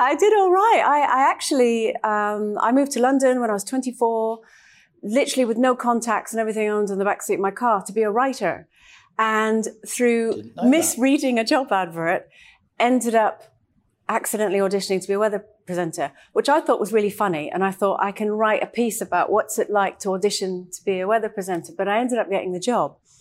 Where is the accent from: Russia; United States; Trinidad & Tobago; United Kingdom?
Trinidad & Tobago; moved away; I actually grew up in Trinidad